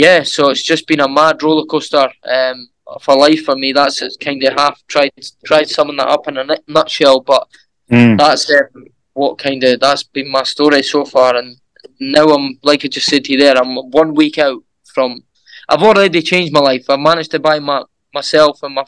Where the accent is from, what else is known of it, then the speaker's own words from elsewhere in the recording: Edinburgh, Scotland, United Kingdom; my hometown, Edinburgh